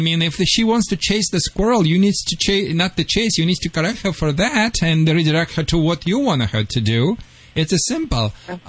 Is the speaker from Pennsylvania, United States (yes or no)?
no; Michigan, United States; accent: Michigan; Sorry for my Michigan accent. I still have it.